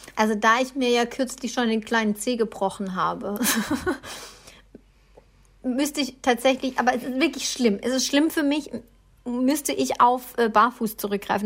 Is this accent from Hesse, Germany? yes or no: no; Baden-Württemberg, Germany; ich bin ein Schwabe